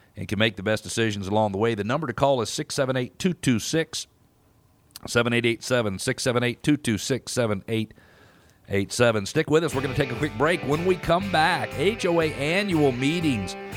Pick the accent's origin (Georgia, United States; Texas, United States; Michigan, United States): Georgia, United States; Atlanta; as I grew up here in Atlanta